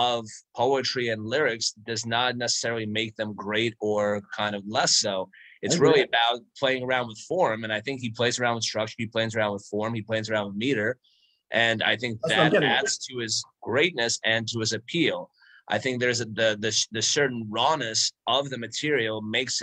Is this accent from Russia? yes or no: yes; Saint Petersburg, Russia; moved away; I was born in the Soviet Union. When I left, it was Leningrad. When I came back, it was St. Petersburg.